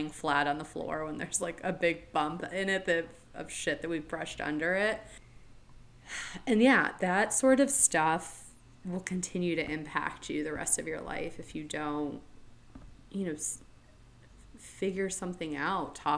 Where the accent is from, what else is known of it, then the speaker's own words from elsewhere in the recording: Florida, United States; moved away as an adult; also born or lived in New England; I lived in New England as a kid, but for most of my life, I grew up in Florida in the same community